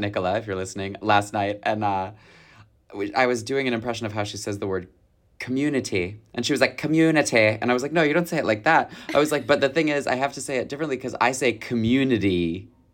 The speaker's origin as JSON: {"language": "English", "region": "Michigan", "country": "United States", "said": "I'm from Michigan"}